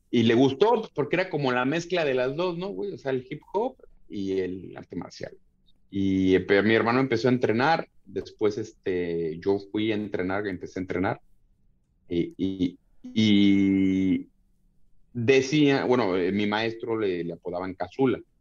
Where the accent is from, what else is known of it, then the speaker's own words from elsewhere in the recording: Tlalnepantla, State of Mexico, Mexico; yo nací en, en, el Distrito Federal, pero nos fuimos a vivir a, a Tlalnepantla, que es Estado de México